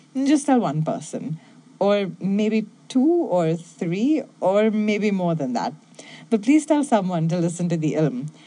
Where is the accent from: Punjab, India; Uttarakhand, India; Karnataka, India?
Karnataka, India; Bangalore; moved away; also born or lived in Mumbai; I'm originally from Bangalore in India